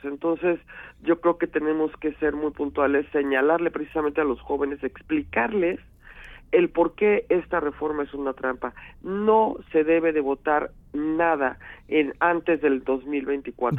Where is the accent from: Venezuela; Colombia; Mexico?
Mexico; Somos mexicanos.